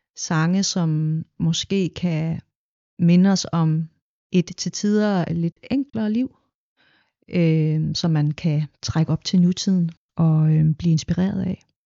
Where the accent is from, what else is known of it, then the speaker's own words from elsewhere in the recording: Denmark; jeg er en del af den her nordiske lyd, fordi jeg er opvokset her